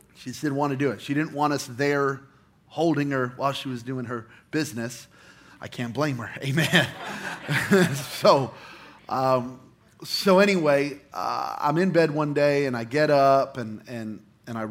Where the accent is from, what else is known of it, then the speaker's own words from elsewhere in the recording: Belen, New Mexico, United States; moved away; I came from Belen, New Mexico